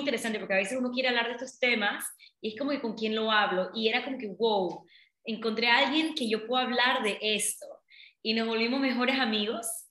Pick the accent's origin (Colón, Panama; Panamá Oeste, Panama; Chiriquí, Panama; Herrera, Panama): Colón, Panama; yo nací en Panamá, en, Colón, pero mi papá son de la India